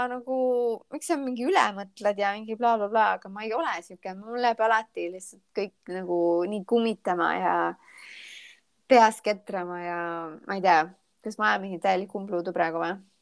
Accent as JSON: {"language": "Estonian", "country": "Estonia", "moved": "as an adult", "lives_now": "Charleston, United States", "said": "ma olen vaata Eestist eemal"}